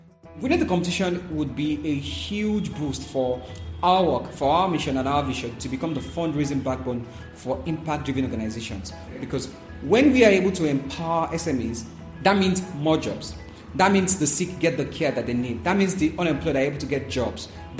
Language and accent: English; Nigeria; I'm 32 years old. I'm from Nigeria.